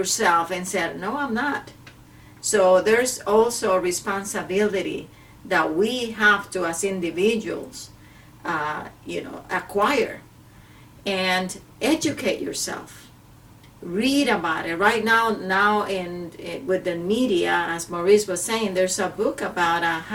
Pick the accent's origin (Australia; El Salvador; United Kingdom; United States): El Salvador; moved away; I come from Central America, from El Salvador, where male and females are treated completely different